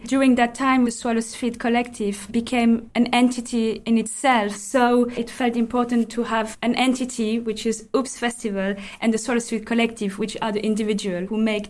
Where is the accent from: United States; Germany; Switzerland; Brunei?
Switzerland; Geneva; moved away; I am from Switzerland, Geneva, to be exact.